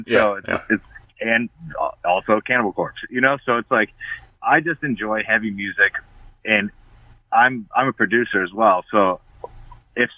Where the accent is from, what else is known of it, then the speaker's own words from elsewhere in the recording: Florida, United States; I grew up in Florida